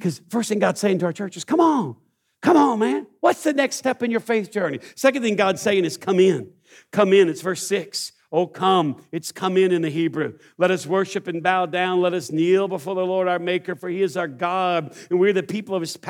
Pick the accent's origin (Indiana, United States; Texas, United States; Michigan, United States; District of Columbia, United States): Texas, United States; East; I grew up in East Texas